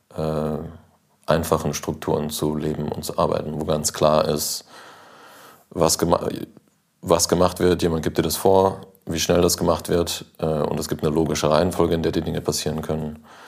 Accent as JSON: {"language": "German", "region": "North Rhine-Westphalia", "country": "Germany", "tie": "born or raised there", "also_born_or_lived": "Switzerland", "said": "ich bin in Nordrhein-Westfalen aufgewachsen, in Ostwestfalen"}